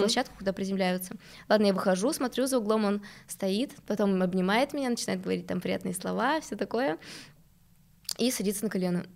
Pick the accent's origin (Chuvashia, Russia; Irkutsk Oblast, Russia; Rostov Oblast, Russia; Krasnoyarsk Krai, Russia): Chuvashia, Russia; Novocheboksarsk; now in Moscow, Russia; Я из Новочебоксарска, во-первых, во-вторых, это маленький город